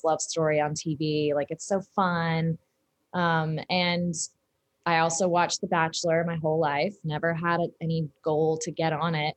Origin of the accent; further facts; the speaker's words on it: the South, United States; I'm from the South